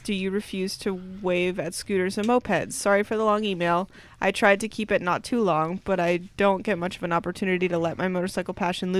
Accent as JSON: {"language": "English", "town": "Abilene", "region": "Texas", "country": "United States", "said": "I'm from Abilene, Texas, a medium-sized city about 150 miles west of Dallas."}